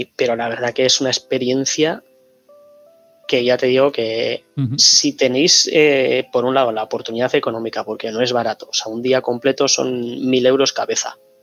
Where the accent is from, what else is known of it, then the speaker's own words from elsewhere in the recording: Bilbao, Basque Country, Spain; soy de Bilbao